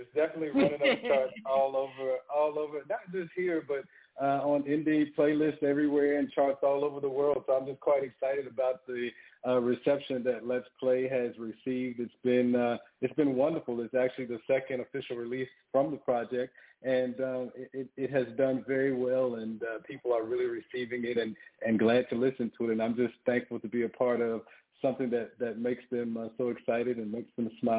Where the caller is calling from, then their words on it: Atlanta, Georgia, United States; I am calling in from Atlanta, Georgia.